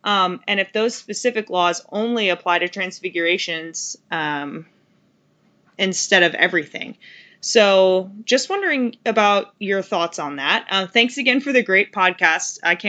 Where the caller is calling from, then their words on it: Arkansas, United States; Hey guys, I am a listener from Arkansas.